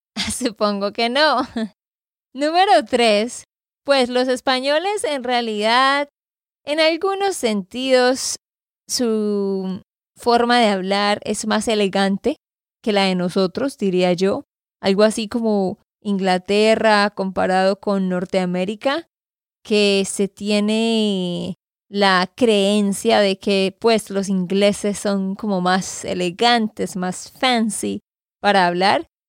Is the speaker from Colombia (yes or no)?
yes; Santander, Colombia; de Santander, Colombia